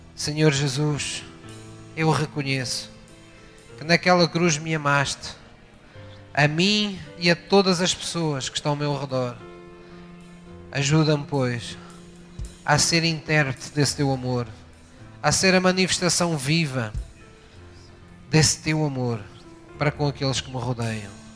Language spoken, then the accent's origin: Portuguese; Portimão, Algarve, Portugal; also born or lived in Tavira; quando era miúdo, eh, eu vivia em Portimão, mas eu nasci em Tavira.